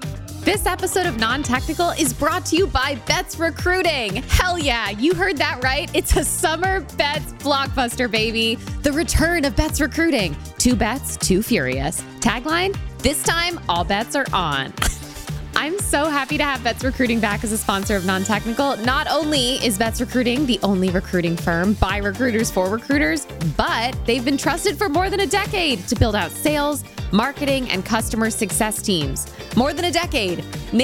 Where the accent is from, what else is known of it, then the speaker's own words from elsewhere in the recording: Northern Connecticut, United States; And I'm from Northern Connecticut. I'm from the middle of the woods.